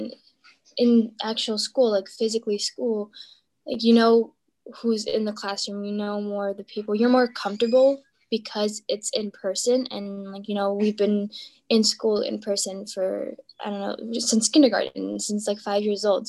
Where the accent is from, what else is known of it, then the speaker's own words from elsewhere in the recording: Prospect Heights, Illinois, United States; I am from Prospect Heights.